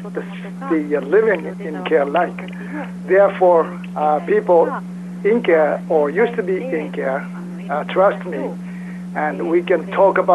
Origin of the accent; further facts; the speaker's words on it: Osaka, Japan; I'm from Osaka, Japan